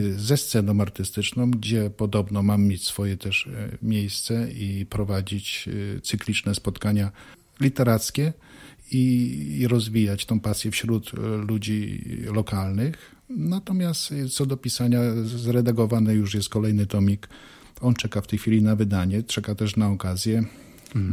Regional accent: Zduńska Wola, Łódź Voivodeship, Poland; also born or lived in Turek / Bełchatów; urodziłem się w Turku. Y, do Zduńskiej Woli przyprowadziłem się wraz z rodzicami, gdy byłem w pierwszej klasie y, szkoły podstawowej. Mieszkałem tutaj no, do 20 roku życia

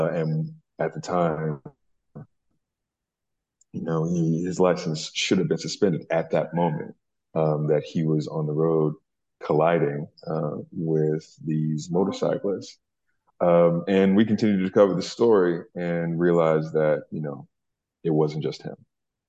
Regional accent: Louisiana, United States; Well, yeah, I lost my accent a long time ago, but I have a special place in my heart for Newark and New Jersey in general, man.

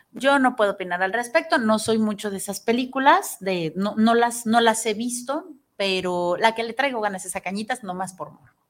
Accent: Mexico; amo ser mexicana, me encanta

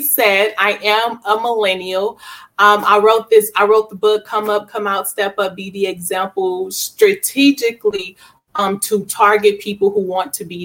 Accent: Milwaukee, Wisconsin, United States; also born or lived in Georgia; now in Arkansas, United States; I am originally born and raised in Milwaukee, Wisconsin.

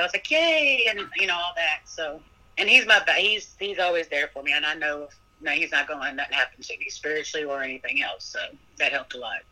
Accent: Kentucky, United States; now in Petersburg, United States; I'm originally from Kentucky

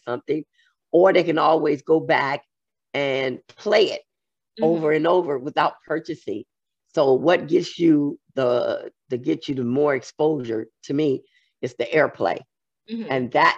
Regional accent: San Francisco, California, United States; moved away as an adult; also born or lived in Georgia; I'm originally from here. I was from San Francisco.

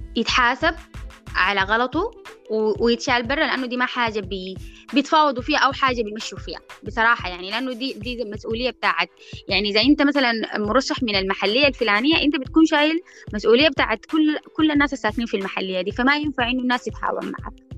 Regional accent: Sudan; إحنا كمجتمع سوداني

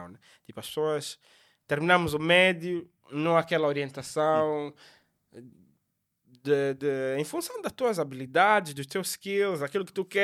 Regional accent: Lubango, Huíla, Angola; sou natural do Lubango

